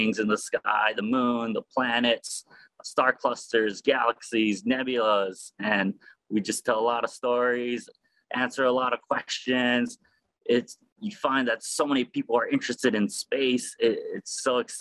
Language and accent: English; Honolulu, Hawaii, United States; I'm born and raised in Honolulu